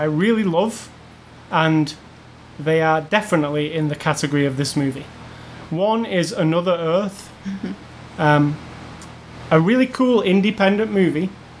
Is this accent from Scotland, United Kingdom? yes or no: yes; Scotland, United Kingdom; moved away; Scotland, my hometown, my home country.